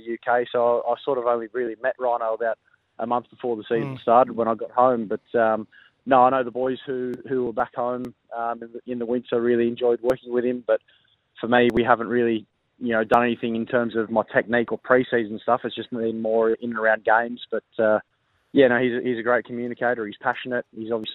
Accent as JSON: {"language": "English", "region": "New South Wales", "country": "Australia", "also_born_or_lived": "Sydney", "moved": "as an adult", "lives_now": "South Australia, Australia", "said": "New South Wales being my home state"}